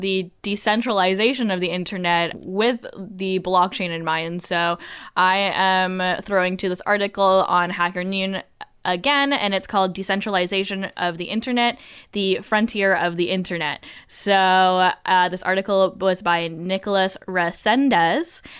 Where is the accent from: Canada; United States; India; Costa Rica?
Canada; I'm Canadian